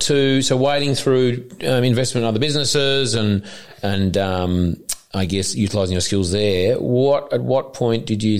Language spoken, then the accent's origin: English; Australia; I'm Australian